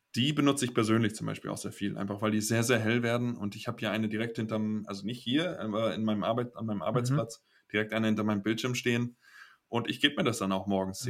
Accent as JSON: {"language": "German", "town": "Kiel", "region": "Schleswig-Holstein", "country": "Germany", "also_born_or_lived": "Giessen", "moved": "as an adult", "lives_now": "Basel, Switzerland", "said": "ich komme aus Kiel, hat mehr Einwohner als Basel"}